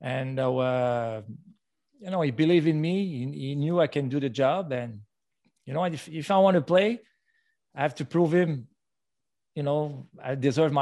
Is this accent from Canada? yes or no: yes; Montreal, Quebec, Canada; Growing up in Montreal